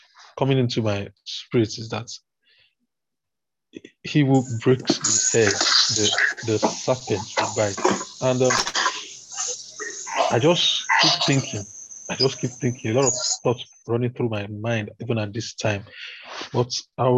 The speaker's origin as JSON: {"language": "English", "country": "Nigeria", "said": "As a Nigerian"}